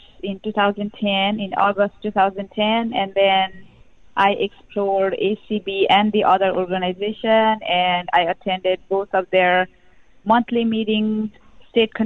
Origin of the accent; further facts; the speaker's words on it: Nepal; moved away; I was born and raised in Nepal